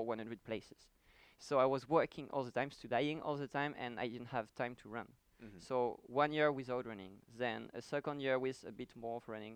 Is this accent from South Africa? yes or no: no; France; moved away as an adult; now in United States; I come from France